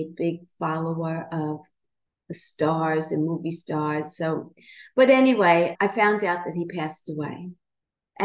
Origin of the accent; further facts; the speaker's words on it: New York City, New York, United States; I grew up in Brooklyn in a brownstone and with all family in the house.